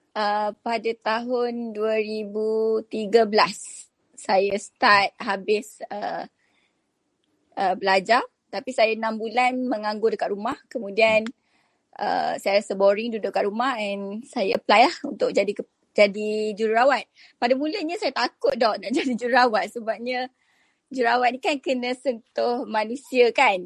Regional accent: Kuantan, Pahang, Malaysia; Saya orang Kuantan. Kuantan Pahang.

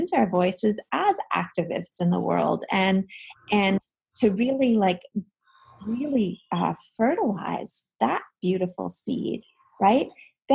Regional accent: Canada; I'm from Canada

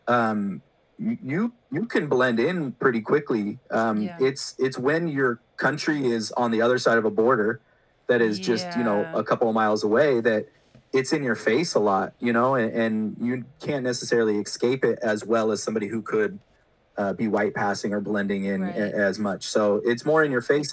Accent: Calaveras County, near Stockton, California, United States; grew up in like a predominantly white area just outside of Stockton in Calaveras County

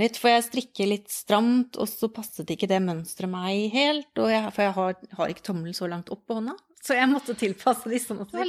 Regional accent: Oslo, Norway; moved away as an adult; now in Østfold, Norway; jeg har bodd i Oslo hele livet og flytta til Østfold for ikke så lenge siden

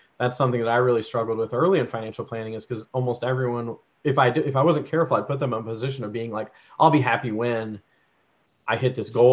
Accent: North Carolina, United States; also born or lived in Georgia, United States; now in Canada; I grew up in North Carolina and well, Georgia and North Carolina, and I was in high school for North Carolina

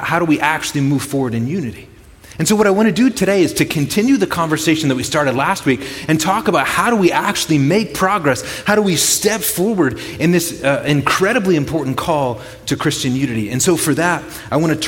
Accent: Chicago, Illinois, United States; moved away as an adult; now in Brookings, United States; I grew up in the Chicago area, on the southeast side of Chicago

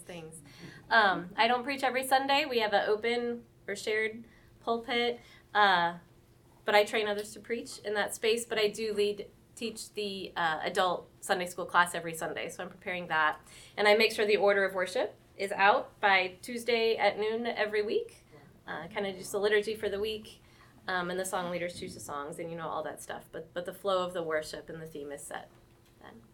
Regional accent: St. Louis, Missouri, United States; moved away as an adult; also born or lived in North Carolina; now in Fayetteville, United States; I grew up in St. Louis, but the military brought us to Fort Bragg area in North Carolina about 20, well, in 2000.

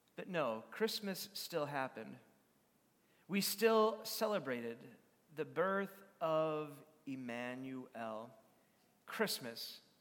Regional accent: Madison, United States; where I was growing up in Madison

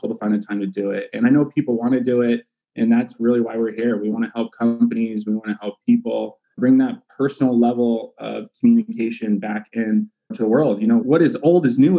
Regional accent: California, United States; also born or lived in Arizona; We grew up in California

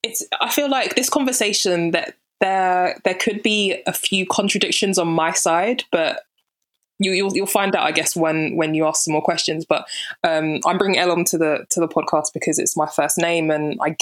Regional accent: London, United Kingdom; Born and raised in London, Southeast London to be specific

